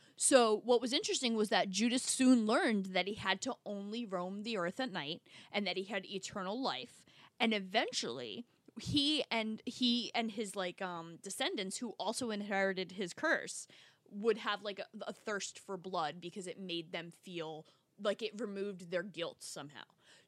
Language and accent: English; New Jersey, United States; I grew up in North Jersey.